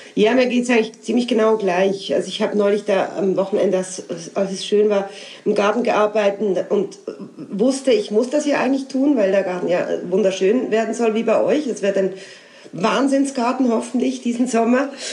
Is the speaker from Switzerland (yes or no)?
yes; Basel, Basel-Stadt, Switzerland; now in Alsace, France; das Elsass, wo ich jetzt lebe, ist ja Teil meiner Heimat, also Teil von Basel